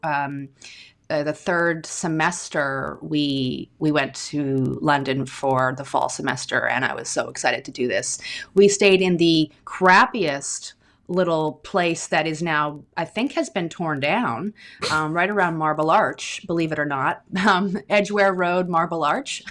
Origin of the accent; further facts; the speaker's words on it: Victoria, British Columbia, Canada; also born or lived in Glasgow; I grew up in Victoria on Vancouver Island